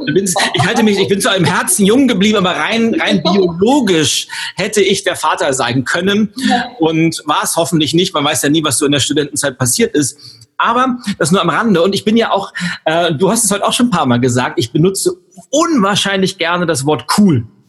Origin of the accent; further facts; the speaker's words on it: Berlin, Germany; wir, Berlin, wir Berliner